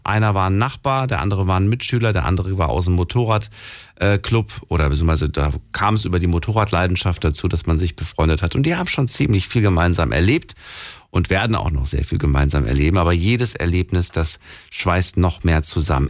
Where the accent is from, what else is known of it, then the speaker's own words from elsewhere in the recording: Frankfurt, Hesse, Germany; ich komme aus Frankfurt